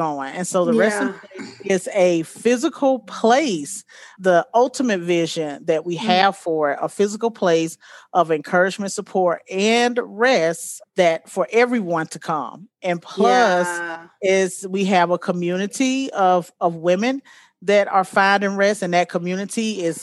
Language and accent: English; Montgomery, Alabama, United States; moved away as an adult; now in Colorado, United States; I am originally from Montgomery, Alabama, but I keep saying that I've been in Colorado for about 16 years now.